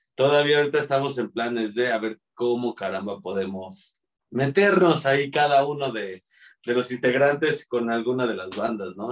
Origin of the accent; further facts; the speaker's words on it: Mexico City, Mexico; Somos los cuatro integrantes somos de aquí de la Ciudad de México